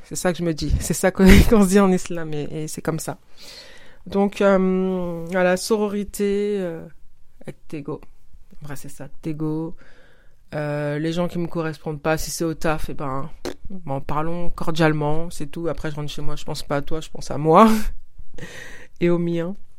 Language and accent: French; Senegal; mon pays d'origine, le Sénégal